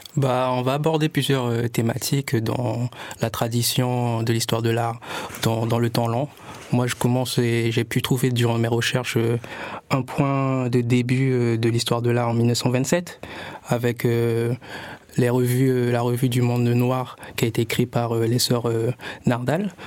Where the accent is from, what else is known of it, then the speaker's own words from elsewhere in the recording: French Guiana; je viens de la Guyane